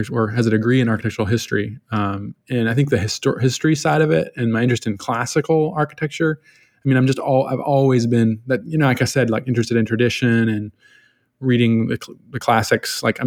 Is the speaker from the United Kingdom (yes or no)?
no; Richmond, Virginia, United States; now in Los Angeles, United States; I'm originally from Virginia, all over Richmond, Virginia, just terrorized the city